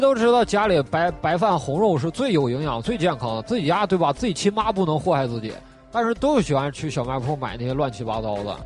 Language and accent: Chinese; Northeast China, China; 我老家这个是生产啊